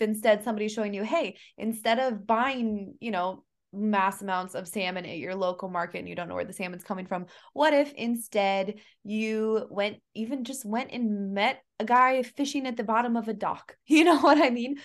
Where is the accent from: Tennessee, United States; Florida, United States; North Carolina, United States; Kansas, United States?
Kansas, United States; now in Hawaii, United States; I'm from Kansas originally, and in the Midwest